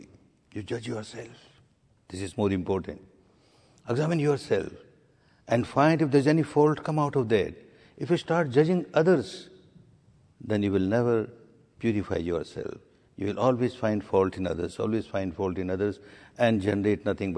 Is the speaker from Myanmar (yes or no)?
yes; Myanmar; now in India; My third course or fourth course in India when I came from Burma